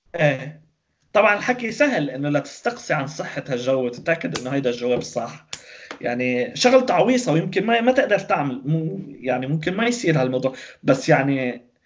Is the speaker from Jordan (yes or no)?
no; Lebanon; نحن بلبنان